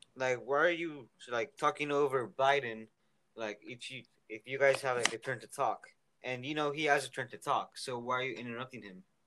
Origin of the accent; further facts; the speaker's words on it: San Diego, California, United States; I'm from San Diego. I'm 13 years old